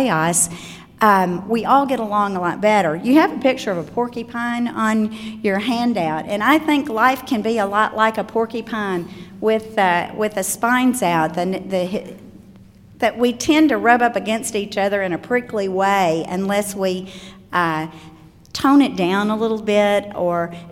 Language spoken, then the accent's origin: English; Osceola, Arkansas, United States; moved away; I'm from Osceola, Arkansas, and a very small town of 8,000 people is my hometown, and I was raised in the same community with my grandparents